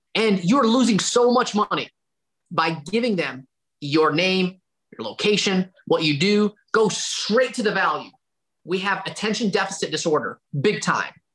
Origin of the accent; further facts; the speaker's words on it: Dalton, Georgia, United States; within a 30 mile radius of my hometown of Dalton, Georgia